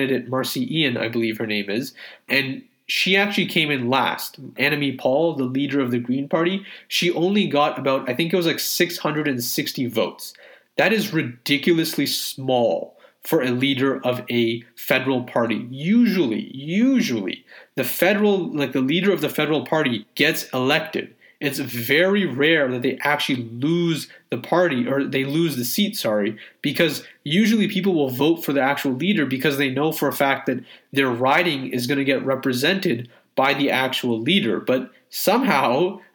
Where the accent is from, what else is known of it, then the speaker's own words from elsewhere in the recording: Canada; a Canadian Muslim